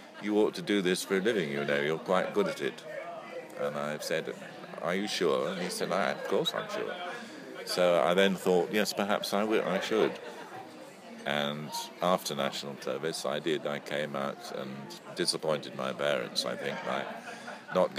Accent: Lancashire, North West England, United Kingdom; also born or lived in London; whisked off back to Lancashire, where I had a lovely childhood, happy upbringing

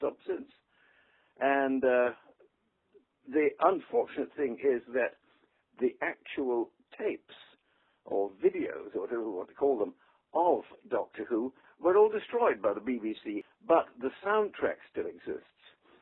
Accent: England, United Kingdom; moved away as an adult; also born or lived in London, United Kingdom / New York, United States; now in Palm Beach, United States; I'm English

